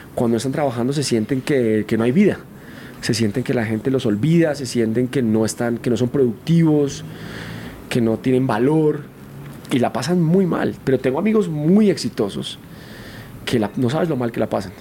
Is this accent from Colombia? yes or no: yes; Colombia; moved away; estaba en mi país, con mis amigos